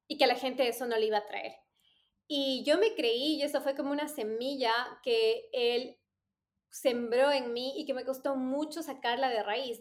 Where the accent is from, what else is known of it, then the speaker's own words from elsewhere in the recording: Ecuador; moved away as an adult; cuando yo salí de Ecuador, mi, nivel de inglés era bastante básico